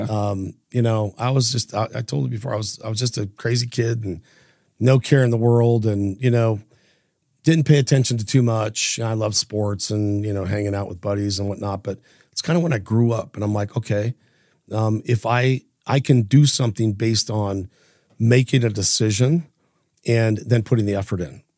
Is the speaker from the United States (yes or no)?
yes; Idaho Falls, Idaho, United States; growing up in Idaho, you know, we had no internet, um, no social media, no cell phones, very limited contact to the outside world, outside of Idaho Falls